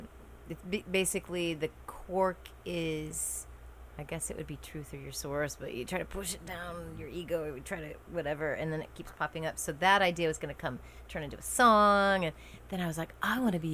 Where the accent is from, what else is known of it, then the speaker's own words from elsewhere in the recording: Eugene, Oregon, United States; moved away; also born or lived in Boston; Now, I'm a West Coaster, so I'm from Eugene, Oregon, and I had always wanted to move back west.